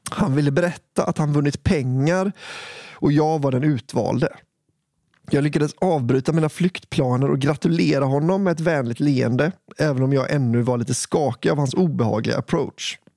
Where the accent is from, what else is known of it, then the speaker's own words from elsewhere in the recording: Gotland, Sweden; Nu gör min hjärna en vild koppling. Jag kommer från Gotland.